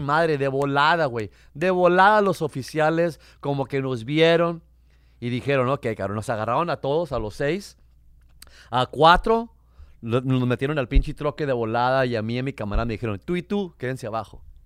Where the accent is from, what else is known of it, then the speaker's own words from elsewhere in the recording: Tijuana, Baja California, Mexico; now in United States; yo nací, me crié en Tijuana, a cinco cuadras de la frontera